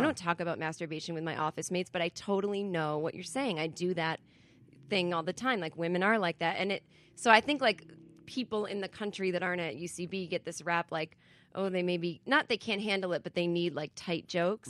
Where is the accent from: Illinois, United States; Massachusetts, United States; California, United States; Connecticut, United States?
Massachusetts, United States; moved away as an adult; also born or lived in New York; I'm from Massachusetts originally